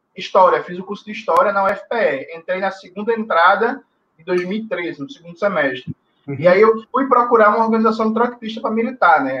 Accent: Recife, Pernambuco, Brazil; also born or lived in Jaboatão dos Guararapes / Petrolina; Eu nasci em Jaboatão dos Guararapes, mas vivi minha vida toda em Recife

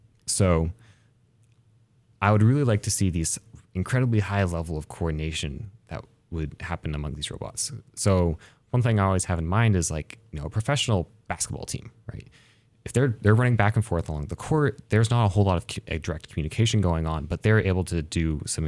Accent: Baker City, Oregon, United States; So I grew up with here in Eastern Oregon, grew up in Baker City.

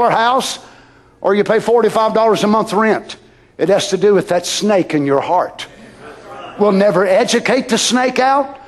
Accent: United States; as an American. I was born here

